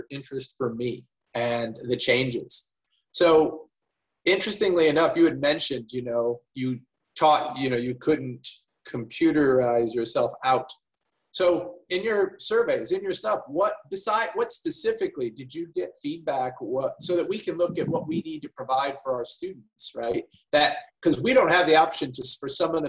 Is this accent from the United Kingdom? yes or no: no; United States; moved away as an adult; now in Australia; I'm obviously an American developmental psychologist